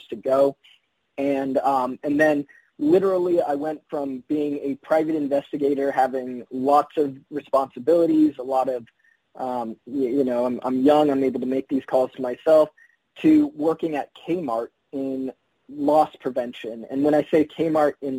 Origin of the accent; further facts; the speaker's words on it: Windsor, California, United States; I'm from Windsor, California, which is about, let's say, 15 minutes north of Santa Rosa. But like until I was 20, it wasn't even on a map